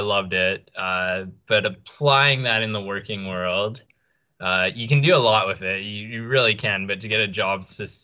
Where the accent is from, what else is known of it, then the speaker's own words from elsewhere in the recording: Canada; moved away as an adult; also born or lived in Melbourne, Australia; now in Brisbane, Australia; I grew up in Canada